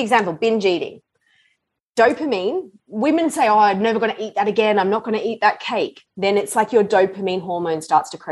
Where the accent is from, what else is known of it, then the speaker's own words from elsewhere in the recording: Australia; moved away as an adult; also born or lived in London, United Kingdom; now in Los Angeles, United States; I grew up in Australia